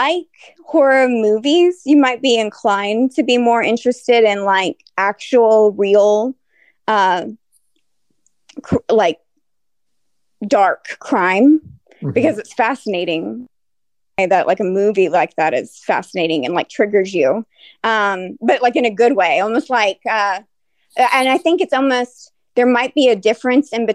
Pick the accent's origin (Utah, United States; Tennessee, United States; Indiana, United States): Tennessee, United States; Brentwood; also born or lived in Sugar Land, Texas, United States; I mostly grew up here though. From the age of 12, I lived in Brentwood, Nashville